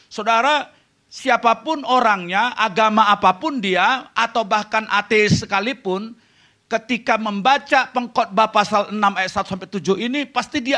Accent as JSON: {"language": "Indonesian", "region": "Jakarta", "country": "Indonesia", "lives_now": "Vancouver, Canada", "said": "Saya dari Jakarta tetapi kami baru tinggal di Vancouver, Kanada selama dua tahun ini."}